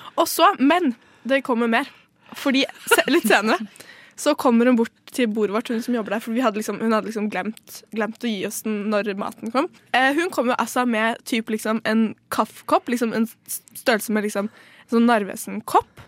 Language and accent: Norwegian; Trøndelag, Norway; Jeg er trønder